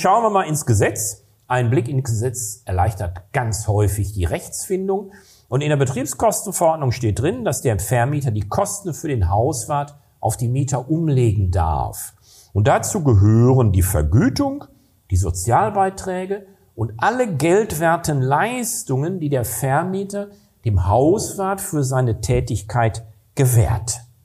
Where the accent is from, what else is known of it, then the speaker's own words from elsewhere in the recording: Recklinghausen, North Rhine-Westphalia, Germany; Recklinghausen, wo ich herkomme